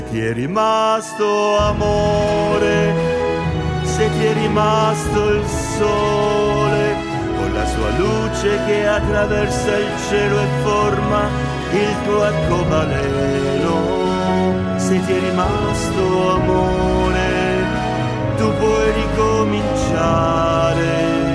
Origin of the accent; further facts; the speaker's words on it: Bari, Apulia, Italy; Buongiorno a tutti gli ascoltatori di Oner da … Sono di Bari